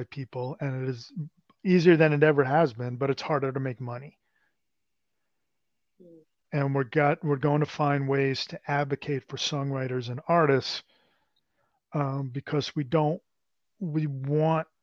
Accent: New York, United States; I'm from New York

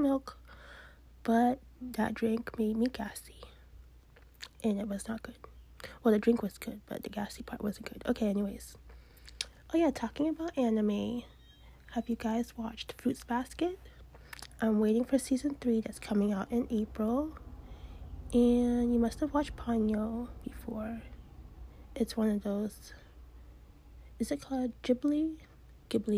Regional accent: Massachusetts, United States; I'm from Massachusetts

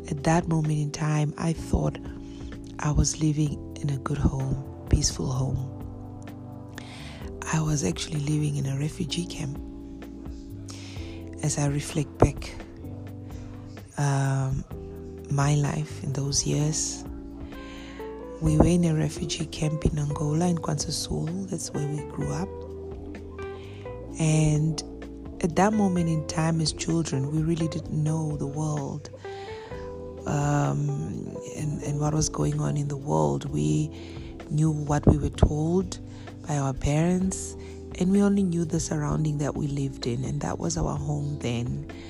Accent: Bulgaria; born there; Well, I was born, I'm a twin. I was born in Bulgaria

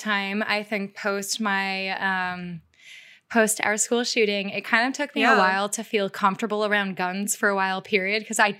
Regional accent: United States; I love like America's lawlessness. Like I truly, like I love being an American.

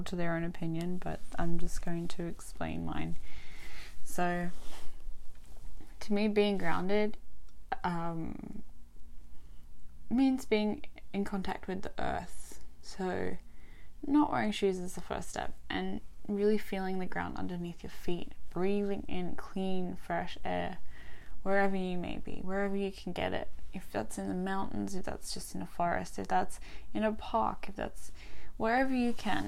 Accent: Albany, Western Australia, Australia; also born or lived in Adelaide, South Australia / Perth, Western Australia; I grew up in a small country town called Albany in Western Australia, from little right up until end of high school

